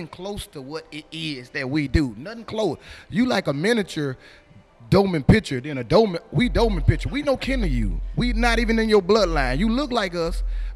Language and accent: English; the South, United States; I was from the South